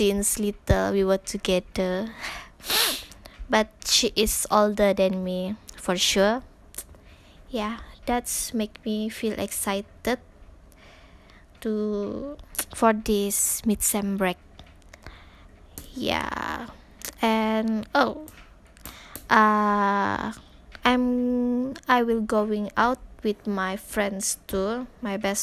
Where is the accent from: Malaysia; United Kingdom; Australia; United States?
Malaysia; Sabah; English is a second language; moved away as an adult; now in Tanjung Malim, Malaysia; I'm from Sabah.